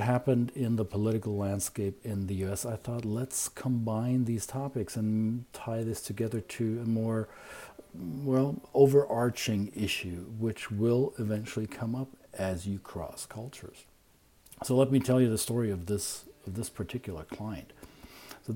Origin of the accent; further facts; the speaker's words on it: Germany; now in United States; I'm from Germany